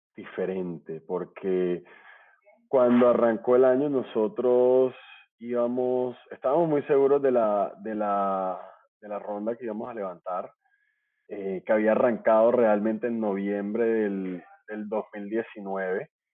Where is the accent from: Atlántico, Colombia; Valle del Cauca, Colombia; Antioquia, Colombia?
Atlántico, Colombia; Barranquilla; now in Bogotá, Colombia; soy barranquillero, colombiano